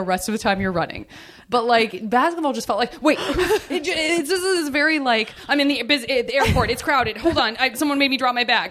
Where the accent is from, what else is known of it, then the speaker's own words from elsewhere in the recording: Arizona, United States; now in Los Angeles, United States; I'm from Arizona